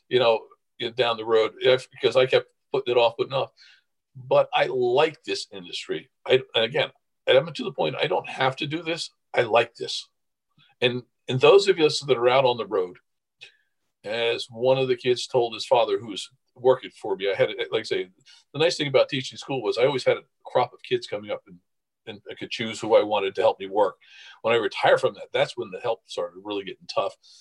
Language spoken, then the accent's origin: English; New Jersey, United States; I'm from New Jersey, but I'm the associate director for Maryland